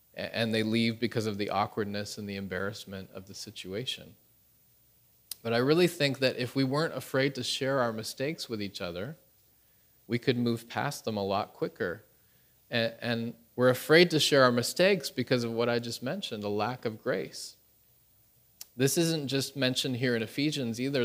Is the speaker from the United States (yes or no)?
no; Canada; moved away as an adult; now in Pyeongtaek, South Korea; my wife is Korean, I am Canadian